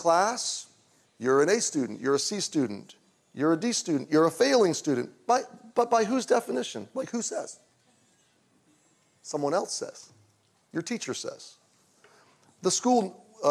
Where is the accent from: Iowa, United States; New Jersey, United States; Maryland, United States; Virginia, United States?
Maryland, United States; Baltimore; I was born in Baltimore, Maryland in 1969